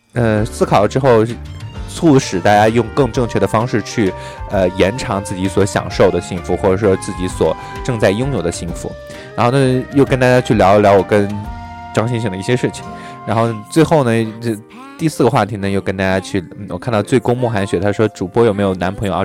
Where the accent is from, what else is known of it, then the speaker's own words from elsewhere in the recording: northern China, China; 我就是北方人